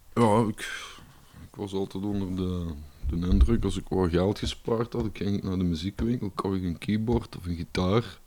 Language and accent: Dutch; Limburg, Belgium; Als Limburger